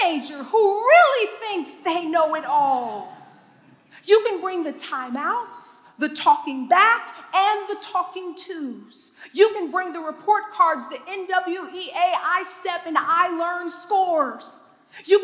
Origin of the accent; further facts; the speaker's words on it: Detroit, Michigan, United States; I was born and raised in Detroit, Michigan